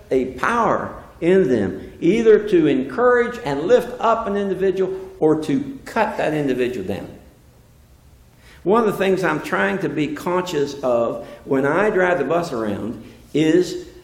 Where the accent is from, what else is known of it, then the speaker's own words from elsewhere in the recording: West Virginia, United States; I'm from West Virginia